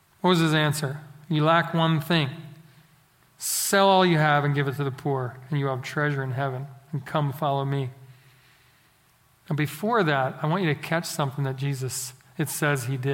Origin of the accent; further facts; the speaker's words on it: Philadelphia, Pennsylvania, United States; now in Central Texas, United States; growing up in Philadelphia